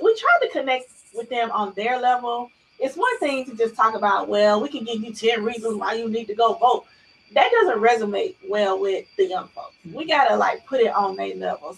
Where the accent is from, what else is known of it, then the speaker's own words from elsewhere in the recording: Chattanooga, Tennessee, United States; now in Nashville, United States; I'm from Chattanooga, born in Alton Projects, raised in City View